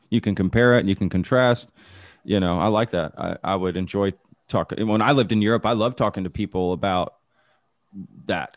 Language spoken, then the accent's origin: English; Dallas, Texas, United States; now in Austin, United States; I grew up in Dallas